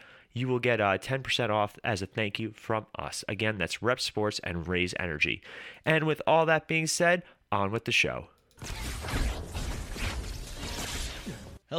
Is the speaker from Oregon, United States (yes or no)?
no; New York, United States; we're from New York